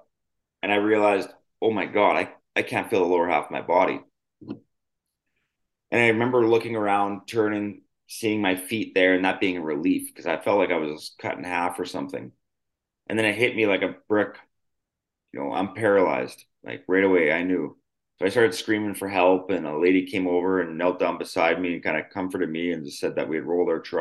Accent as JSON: {"language": "English", "town": "Yorkton", "region": "Saskatchewan", "country": "Canada", "tie": "born or raised there", "said": "I grew up in a really small city called Yorkton, Saskatchewan, Canada"}